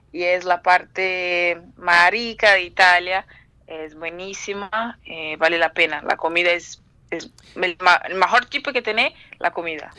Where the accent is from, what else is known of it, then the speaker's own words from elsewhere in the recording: São Paulo, Brazil; Yo soy de Brasil, yo soy de São Paulo